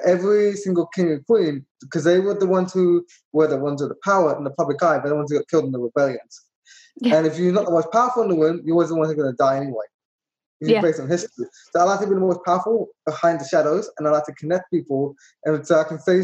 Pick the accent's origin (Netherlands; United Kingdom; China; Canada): United Kingdom; London; moved away as an adult; now in Florida, United States; I was born and raised in London.